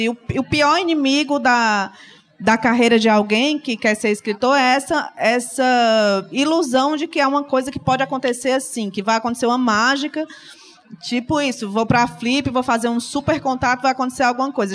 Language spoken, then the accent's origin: Portuguese; Fortaleza, Ceará, Brazil; sou de Fortaleza